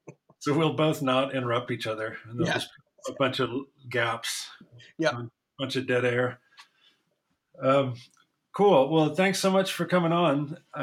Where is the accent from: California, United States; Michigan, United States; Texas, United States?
Michigan, United States; Ann Arbor; I'm from Ann Arbor, so we had a pretty high weird quotient.